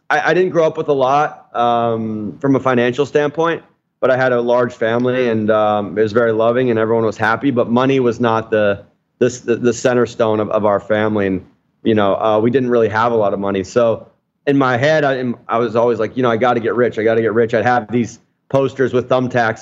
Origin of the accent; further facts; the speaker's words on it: Montana, United States; now in Miami, United States; I was born and raised in Montana. My grandparents had 5,500 acres outside of Missoula